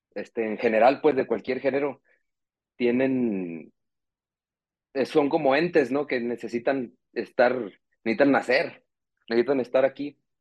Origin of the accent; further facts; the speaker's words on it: Nuevo Laredo, Tamaulipas, Mexico; moved away as an adult; now in Guadalajara, Mexico; Yo soy de, de Nuevo Laredo, Tamaulipas, en realidad, pero vivo aquí en Guadalajara desde hace 12 años